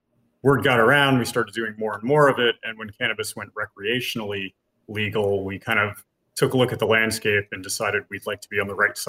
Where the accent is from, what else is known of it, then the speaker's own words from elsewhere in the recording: Los Angeles, California, United States; born there; All I remember is I was born in East LA.